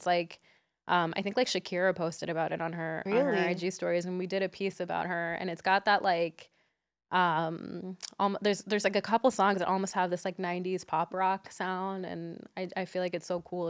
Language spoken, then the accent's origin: English; Nicaragua; because I'm from Nicaragua, I feel like mine is gallo pinto.